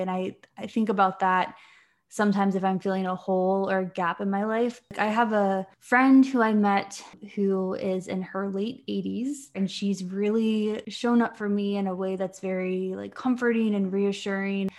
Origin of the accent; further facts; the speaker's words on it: Virginia, United States; moved away as an adult; also born or lived in Florida / Washington, D.C. / North Carolina; now in Ireland; I grew up in Virginia, and I've lived in Florida and D C and North Carolina, and now Ireland with my partner